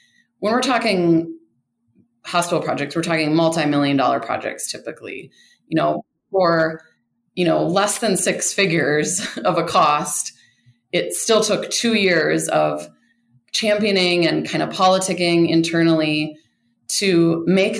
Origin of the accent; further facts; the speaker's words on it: Rochester, Minnesota, United States; moved away as an adult; now in Denver, United States; I grew up in Rochester, Minnesota